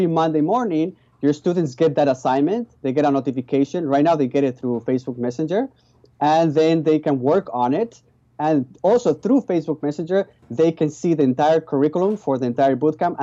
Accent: Spain; English is a second language; moved away as an adult; now in Vancouver, Canada; My original background is I was born in Spain. So that's why you hear a funny accent. And I came here when I was 19 years old

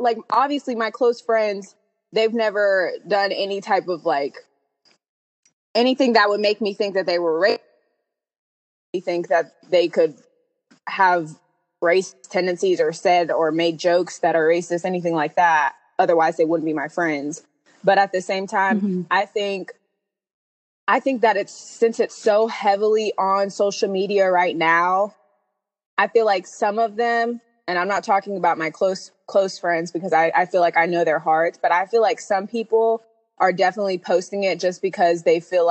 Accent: West Virginia, United States; moved away; also born or lived in Atlanta; I grew up in West Virginia

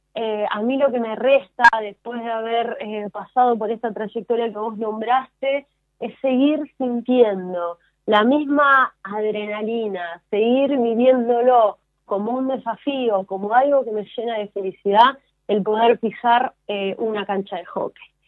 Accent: Argentina; a mí como argentina

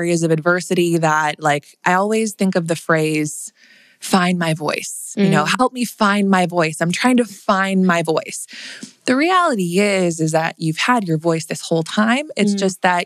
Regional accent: Wayzata, Minnesota, United States; I grew up in Minnesota. I grew up in a suburb outside of Minneapolis called Wayzata

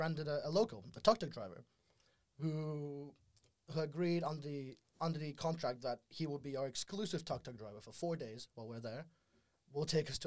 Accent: Russia; also born or lived in Exeter; now in London, United Kingdom; I'm from Russia. I went to Exeter University. I reside in the beautiful city of London now.

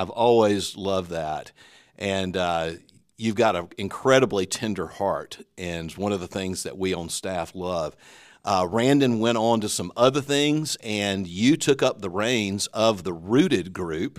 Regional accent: the South, United States; I'm from the South.

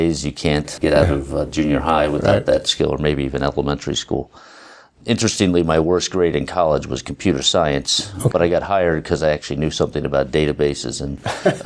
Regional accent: Philadelphia, Pennsylvania, United States; moved away as an adult; now in Cambridge, United States; I was from Philadelphia

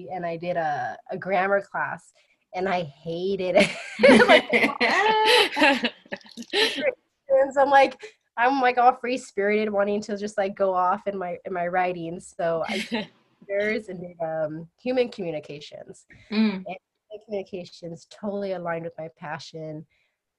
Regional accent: Mendocino County, California, United States; moved away; I'm originally from Mendocino County. So way up Northern California.

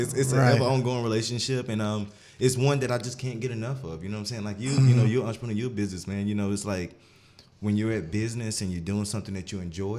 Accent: Union, South Carolina, United States; I'm from Union, South Carolina, small town, born and raised. We all know that if you're from Union, you're naturally a competitor, right?

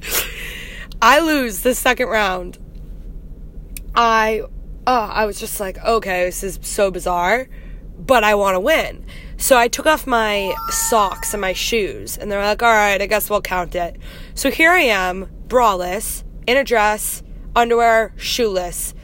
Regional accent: United States; from America

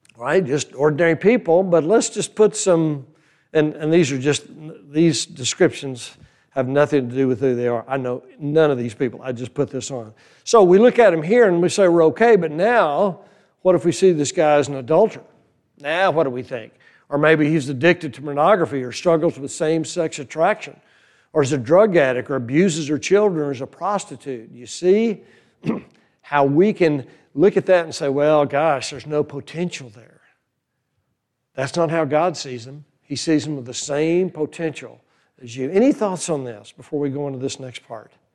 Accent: New Braunfels, Texas, United States; also born or lived in Fredericksburg, Texas; now in Boerne, United States; near my hometown, New Braunfels

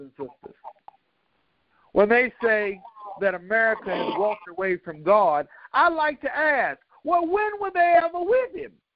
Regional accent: DePaul Medical Center, Granby Street, Virginia, United States; I was born in DePaul Medical Center over there on Granby Street, Kingsley Lane, actually, off Granby Street.

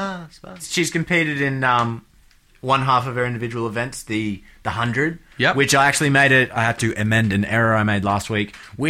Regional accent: Australia; as an Australian

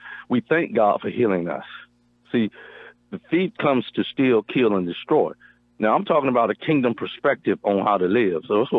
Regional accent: near Raleigh-Durham, Eastern North Carolina, United States; now in Marshall, Texas, United States; from Marshall, Texas, originally from North Carolina, Eastern North Carolina, near Raleigh-Durham, and I've been in Texas since 1988, so I believe I'm a true Texan now.

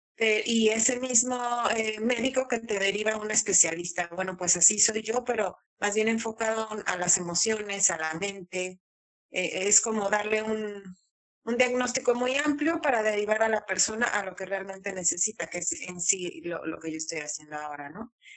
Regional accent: Mexico; moved away as an adult; also born or lived in Andalusia, Spain; now in Spain; yo soy mexicana, orgullosamente mexicana

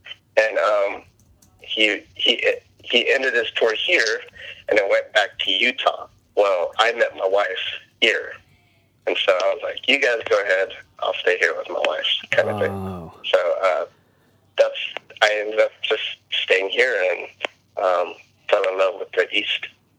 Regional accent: Okinawa, Japan; born there; Okay, so I was born in Okinawa, Japan, by two Filipino people, citizens, and it was on a naval base in Okinawa

